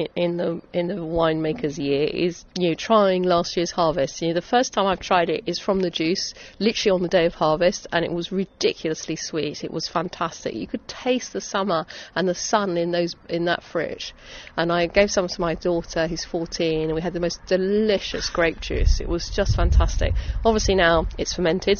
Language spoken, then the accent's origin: English; Essex, East of England, United Kingdom; I'm an Essex girl, born and bred, really proud of the county that I grew up